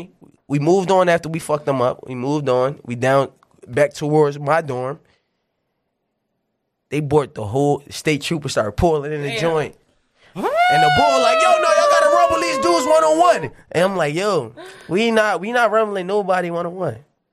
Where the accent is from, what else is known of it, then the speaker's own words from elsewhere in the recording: New Jersey, United States; Well, I'm just saying I'm from Jersey.